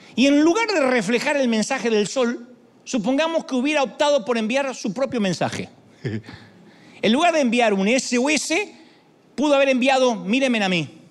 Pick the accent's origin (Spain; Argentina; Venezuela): Argentina; now in United States